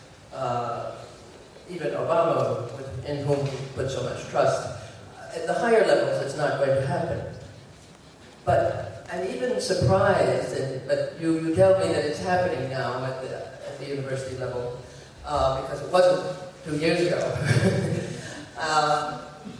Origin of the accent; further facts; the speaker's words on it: United States; moved away as an adult; now in Beirut, Lebanon; I'm an American, retired professor, and trying to learn Arabic in Beirut